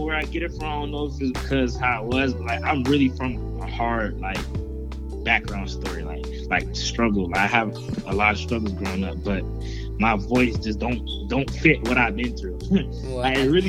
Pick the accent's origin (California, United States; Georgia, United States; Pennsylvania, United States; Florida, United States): Florida, United States; Orlando; I'm from Orlando, Florida